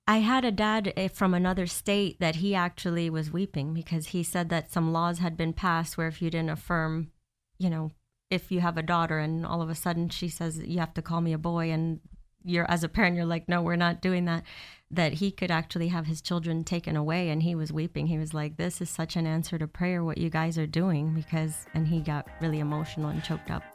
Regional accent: Miami, Florida, United States; now in Orlando, United States; I've been in Florida most of my life. I moved down from Miami when I was fourteen. I went to high school here, and I've been here ever since in Orlando.

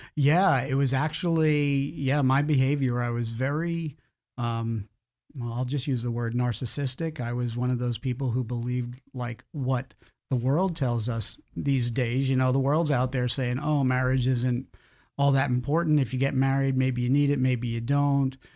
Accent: Long Island, New York, United States; moved away as an adult; now in Florida, United States; I grew up in New York, um, born and raised there on Long Island, a small town out there

